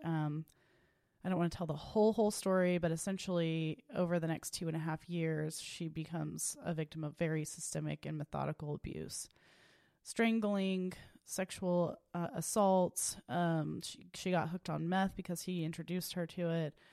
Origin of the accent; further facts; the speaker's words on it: Tulsa, Oklahoma, United States; I was born and raised in Tulsa, Oklahoma, at Saint Francis Hospital